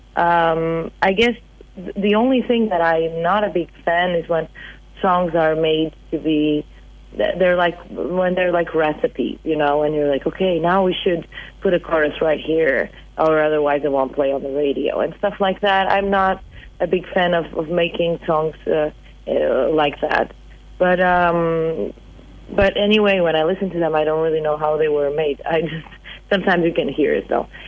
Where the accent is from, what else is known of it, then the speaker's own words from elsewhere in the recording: Portugal; English is a second language; moved away as an adult; also born or lived in Boston, United States; when I moved back to Portugal